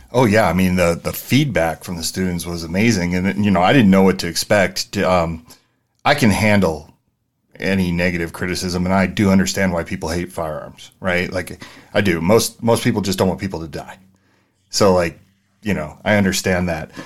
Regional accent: San Francisco, California, United States; also born or lived in New Jersey; I grew up in San Francisco, the Mission District

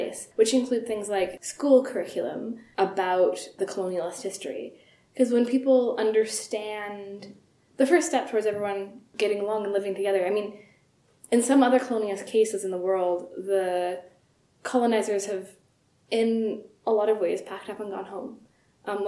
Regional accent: Sidney, British Columbia, Canada; I'm from Sydney, BC, Canada. That's near Victoria on Vancouver Island.

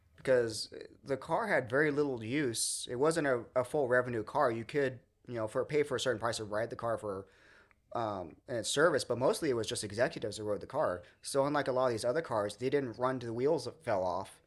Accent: Redlands, California, United States; I kinda did grow up locally. I grew up in Redlands

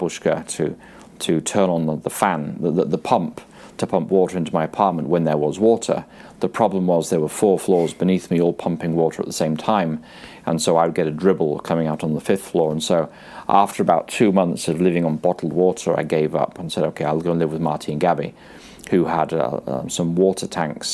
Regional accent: England, United Kingdom; I was raised in England.

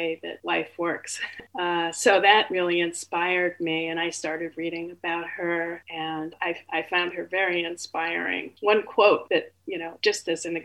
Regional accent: New York City, New York, United States; I grew up in New York City

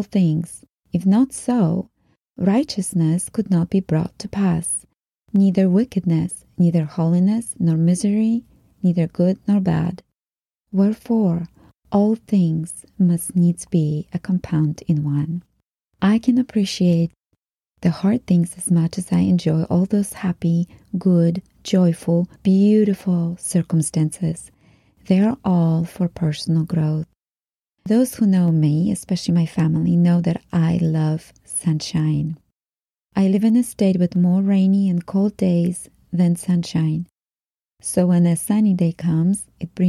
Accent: Poland; moved away; Growing up in Poland

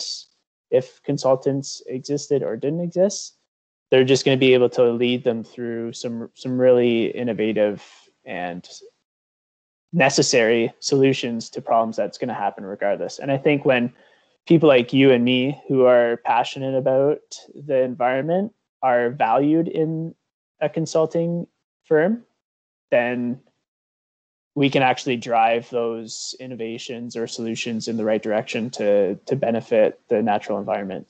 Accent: Cambridge, Ontario, Canada; now in Elora, Canada; I grew up in Cambridge, Ontario, right on the Grand River

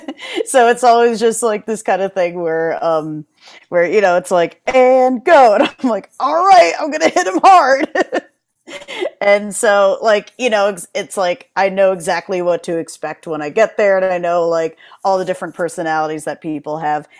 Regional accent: New Haven, Connecticut, United States; moved away as an adult; also born or lived in New York / Jersey City, New Jersey; now in Philadelphia, United States; I was, you know, born and raised in Connecticut. Then I moved to New York. Then I moved to Jersey City.

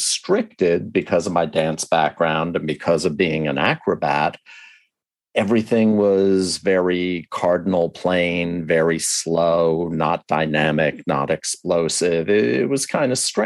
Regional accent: the Northeast and New York, United States; Even though I grew up in the Northeast and in New York, I went to camp down south

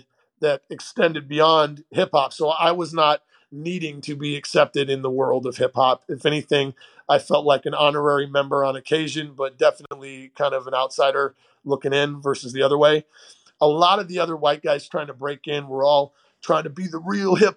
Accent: St. Louis, Missouri, United States; also born or lived in Portland, Oregon; We moved from Oregon and when I was 10 to St. Louis, Missouri area

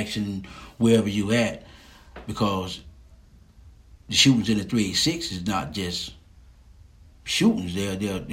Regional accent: Lake City, Florida, United States; also born or lived in Jasper, Florida; I was born in Hamilton County, Jasper, Florida, 386. And I went to school in Lake City, Florida, 386.

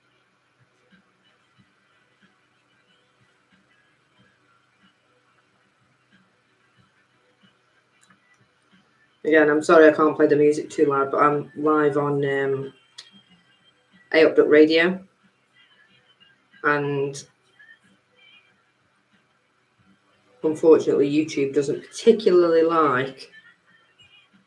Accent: Stoke-on-Trent, West Midlands, United Kingdom; I grew up in Bucknell

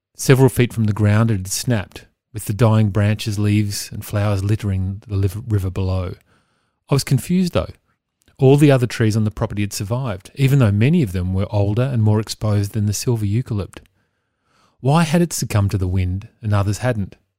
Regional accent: Victoria, Australia; my home state of Victoria

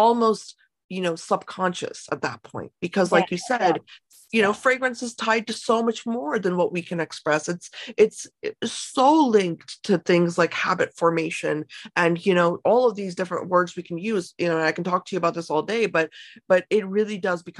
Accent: United States; as both Indian American and person, you know, that was grown up here

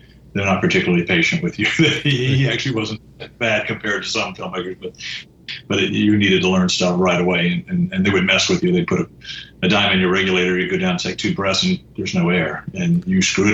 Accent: Central Florida, United States; I grew up here in Central Florida

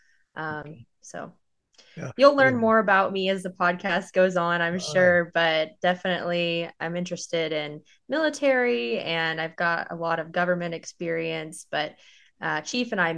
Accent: Austin, Texas, United States; also born or lived in Phoenix, Arizona / Tucson, Arizona; I was born in Austin, Texas, and I spent most of my life in Texas.

